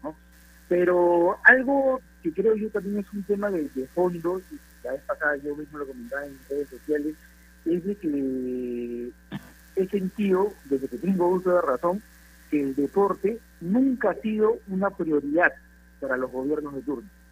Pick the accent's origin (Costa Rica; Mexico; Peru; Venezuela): Peru; nosotros como peruanos